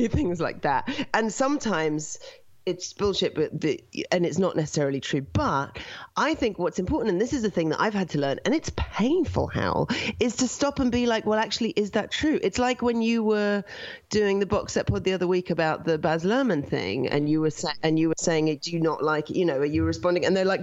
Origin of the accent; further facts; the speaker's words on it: London, United Kingdom; now in Canada; I was born in London